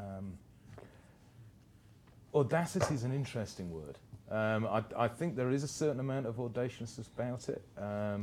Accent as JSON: {"language": "English", "country": "United Kingdom", "moved": "yes", "lives_now": "Dubai, United Arab Emirates", "said": "I'm a Brit."}